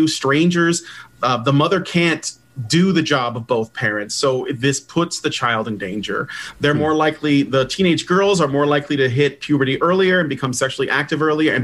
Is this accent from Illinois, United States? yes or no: yes; Chicago, Illinois, United States; I grew up in Chicago in a very, very tough part of the city